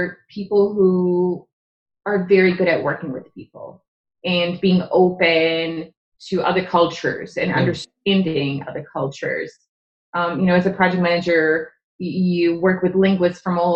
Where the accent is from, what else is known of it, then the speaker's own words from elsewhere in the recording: Czechia; English is a second language; moved away; I'm from the Czech Republic. Okay. So my father's Czech